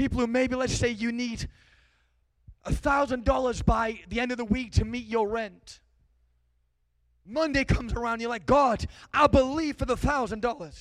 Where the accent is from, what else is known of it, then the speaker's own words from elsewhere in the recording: England, United Kingdom; I'm from England.